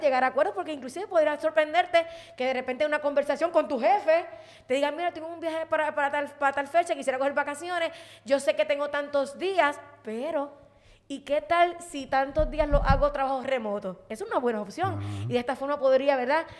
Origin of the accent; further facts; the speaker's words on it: Puerto Rico; yo soy de aquí de Puerto Rico y yo amo mi país